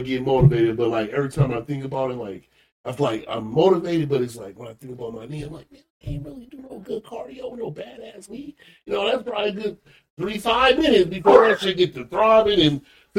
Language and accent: English; Flint, Michigan, United States; I'm from Flint